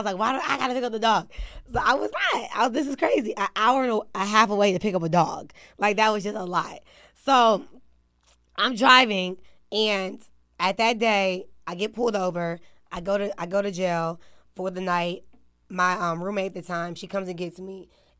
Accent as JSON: {"language": "English", "region": "Maryland", "country": "United States", "said": "I'm from Maryland. So it's two separate situations."}